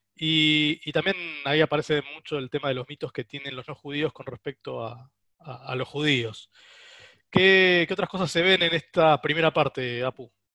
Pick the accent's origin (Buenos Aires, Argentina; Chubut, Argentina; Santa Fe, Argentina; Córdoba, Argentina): Buenos Aires, Argentina; los porteños